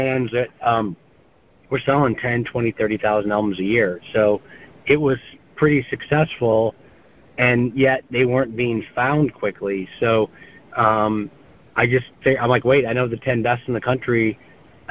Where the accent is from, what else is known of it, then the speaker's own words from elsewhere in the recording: East Lansing, Michigan, United States; I grew up in East Lansing, Michigan, and I actually went to Michigan State